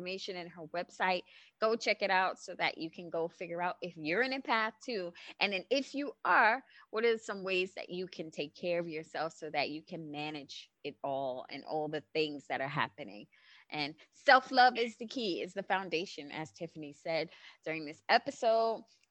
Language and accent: English; New York City, New York, United States; I'm from Brooklyn, New York.